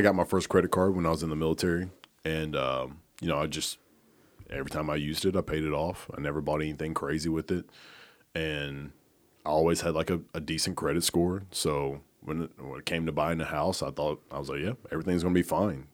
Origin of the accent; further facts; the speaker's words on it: Oneonta, Alabama, United States; moved away as an adult; now in Memphis, United States; I'm from Oneonta, Alabama